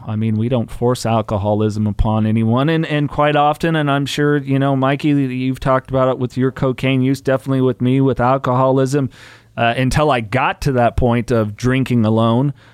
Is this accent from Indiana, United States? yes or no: no; Salinas, California, United States; where I grew up, I was born in Salinas, California